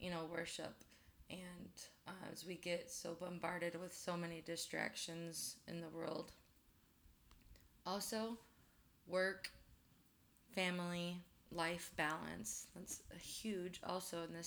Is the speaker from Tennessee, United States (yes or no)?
yes; Memphis, Tennessee, United States; moved away as an adult; also born or lived in Chicago, United States; now in Omaha, United States; moved to Memphis, Tennessee when I was a kid. Spent most of my life there, but I'm kind of a confused Midwestern Southerner